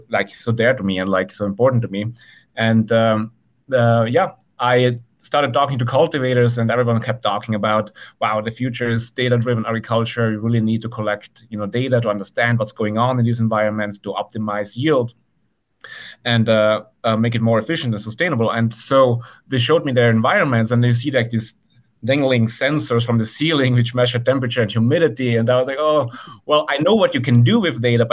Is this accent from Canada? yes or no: no; Italy; moved away as an adult; now in Santa Cruz, United States; I grew up in the Italian countryside and spent my summers on my auntie's farm.